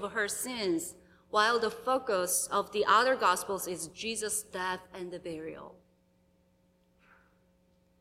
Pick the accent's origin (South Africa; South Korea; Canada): South Korea; moved away as an adult; now in United States; it's been over 3 years since I visited my home country, South Korea